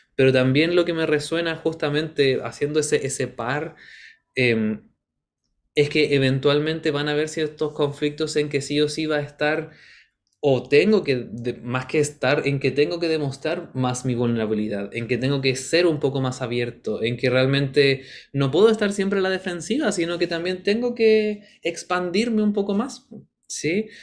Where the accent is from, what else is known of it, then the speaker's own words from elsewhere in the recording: Chile; sabemos que somos chilenos